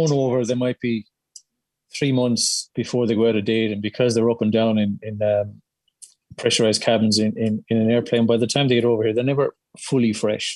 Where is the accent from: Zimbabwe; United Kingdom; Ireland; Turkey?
Ireland; Clonmel, Munster; moved away as an adult; now in Rockingham, Australia; I grew up in Cherrymount